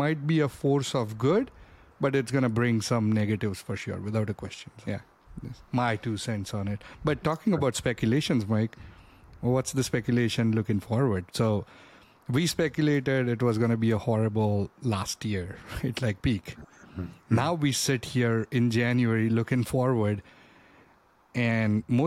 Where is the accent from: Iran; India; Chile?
India; moved away; Growing up, I grew up in India